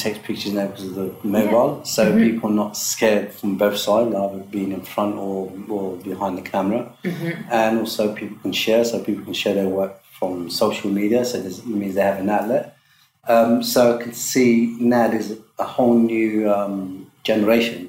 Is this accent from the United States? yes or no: no; Morocco; moved away; also born or lived in London; I am Moroccan, I'm African